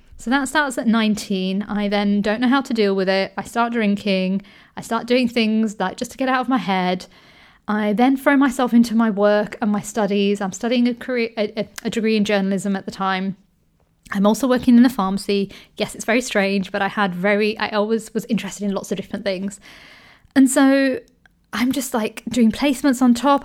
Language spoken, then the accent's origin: English; United Kingdom; I grew up in the U K, And I'm Indian, but also I'm British